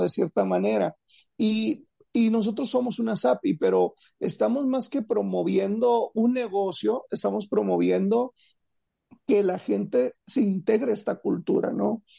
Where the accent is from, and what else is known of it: Mexico